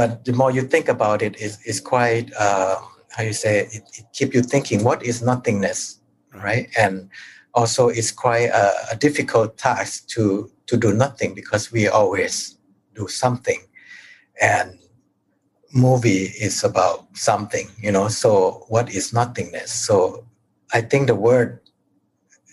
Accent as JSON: {"language": "English", "country": "Thailand", "tie": "born or raised there"}